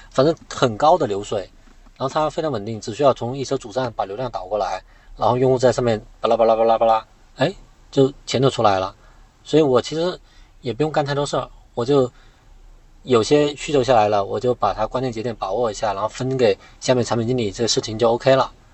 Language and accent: Chinese; Guangxi, China; moved away as an adult; also born or lived in Beijing; 我广西人